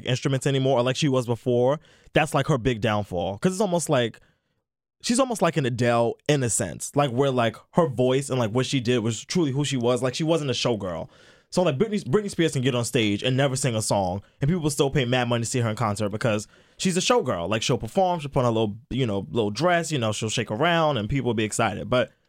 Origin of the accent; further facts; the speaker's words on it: Brooklyn, New York, United States; It's just like, I'm from Brooklyn. This is what we do.